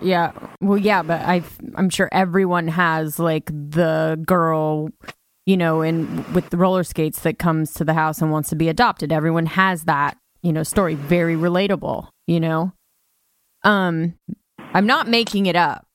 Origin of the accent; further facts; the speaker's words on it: Ojai, California, United States; from Ojai, from my hometown